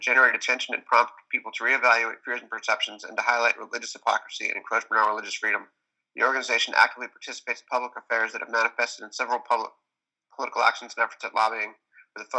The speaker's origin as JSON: {"language": "English", "town": "Los Angeles", "region": "California", "country": "United States", "tie": "born or raised there", "said": "I grew up in Los Angeles during the Satanic Panic"}